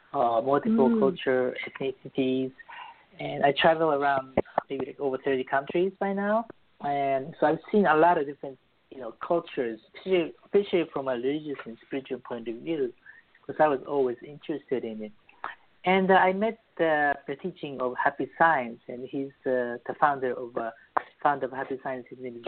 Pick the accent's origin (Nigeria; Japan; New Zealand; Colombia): Japan; born there; also born or lived in Beirut, Lebanon / New York; So, I was born in Japan as a Christian, very rare Christian family, and I lived in Lebanon, Beirut, when I was very young.